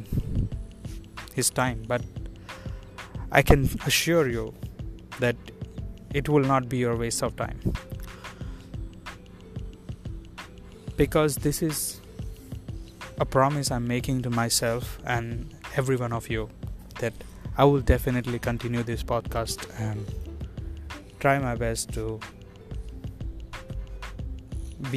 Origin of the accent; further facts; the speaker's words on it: India; moved away as an adult; now in Taiwan; I'm from India. I'm living in Taiwan since last 2 years.